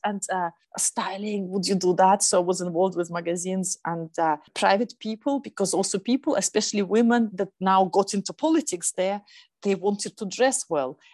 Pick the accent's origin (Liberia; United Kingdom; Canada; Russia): Russia; Lake Baikal, Eastern Siberia; now in Berlin, Germany; I come from Eastern Siberia, it's a place of immense beauty, but also it's quite remote, where five hours flight east of Moscow, and that's where I was born in that part of Russia, actually on the biggest freshwater lake in the world, Lake Baikal.